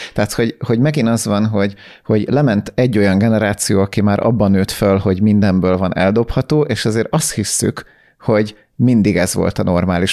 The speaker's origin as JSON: {"language": "Hungarian", "country": "Hungary", "said": "Magyarként sokkal jobban bennünk van ez, mert mi nem egy jóléti társadalomból jöttünk"}